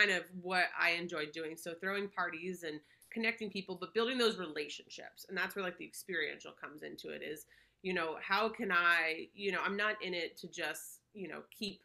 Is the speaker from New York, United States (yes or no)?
no; Palm Beach, Florida, United States; moved away as an adult; born and raised in Palm Beach, Florida. You know, I lived there for probably about 24 years